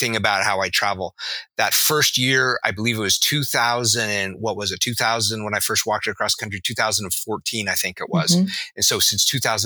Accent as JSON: {"language": "English", "town": "Reno", "region": "Nevada", "country": "United States", "tie": "born or raised there", "said": "I grew up in a little state that's a sister to California, just to the right, called Nevada, in a city called Reno"}